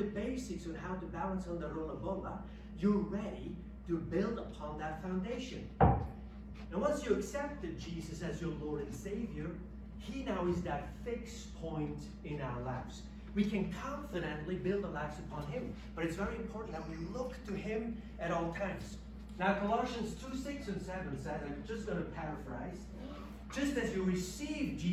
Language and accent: English; Switzerland; moved away; I'm from Switzerland